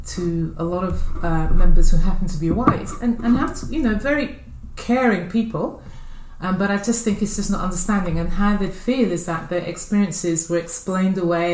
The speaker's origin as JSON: {"language": "English", "region": "London", "country": "United Kingdom", "tie": "born or raised there", "said": "I was born here in Paddington, London, and both my parents are from Dominica, and basically I've spent all of my life here in London"}